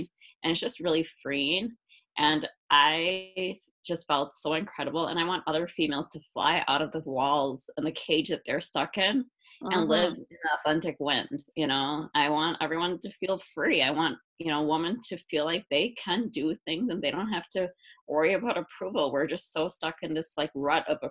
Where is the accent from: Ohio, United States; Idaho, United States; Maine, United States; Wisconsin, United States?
Wisconsin, United States; Milwaukee; I'm from Milwaukee, Wisconsin. I live here with my boyfriend